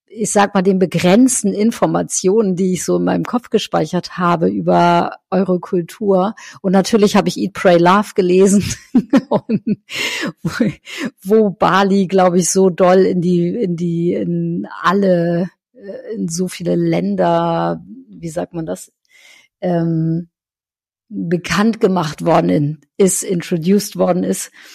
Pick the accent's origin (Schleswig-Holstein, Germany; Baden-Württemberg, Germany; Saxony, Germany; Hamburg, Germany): Schleswig-Holstein, Germany; North Frisia; wo ich herkomme, aus Nordfriesland